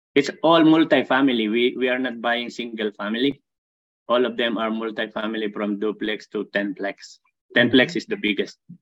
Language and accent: English; Philippines; moved away as an adult; also born or lived in Saudi Arabia / Dubai; now in Barrie, Canada; I came originally from Philippines